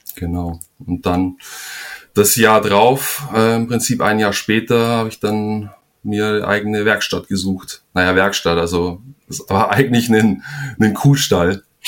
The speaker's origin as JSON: {"language": "German", "town": "Donauwörth", "region": "Bavaria", "country": "Germany", "tie": "born or raised there", "also_born_or_lived": "Flensburg / Kiel", "moved": "as an adult", "lives_now": "Spain", "said": "bin ich eigentlich auch nicht mehr in, in Donauwörth, also dem Ort, wo ich aufgewachsen bin"}